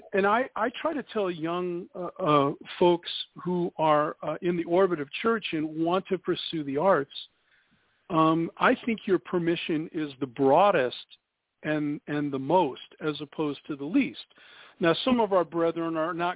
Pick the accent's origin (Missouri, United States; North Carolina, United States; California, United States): California, United States; Downey; Downey, California, which is my hometown